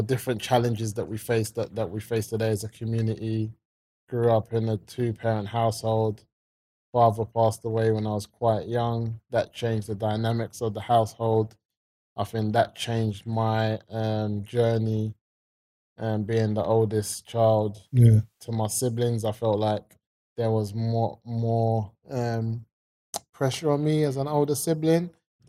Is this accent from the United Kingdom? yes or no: yes; London, United Kingdom; growing up in the 90s, South London, Wolf Road, brothers and sisters, came from a strong family unit.